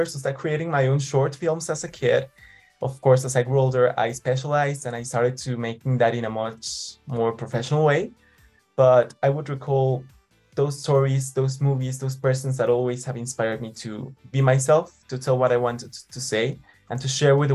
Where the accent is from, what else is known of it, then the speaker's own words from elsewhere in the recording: Mexico City, Mexico; I was born and raised in Mexico City. Mexico is my country.